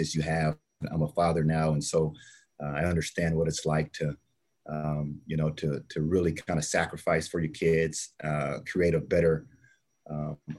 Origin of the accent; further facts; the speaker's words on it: Texas, United States; I grew up in Texas.